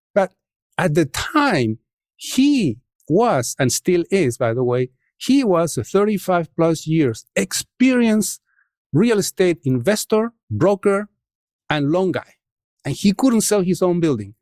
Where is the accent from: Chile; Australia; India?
Chile; English is a second language; moved away as an adult; now in United States; I come from Chile, and in Chile, especially at the time that I was growing up, was a very dynamic country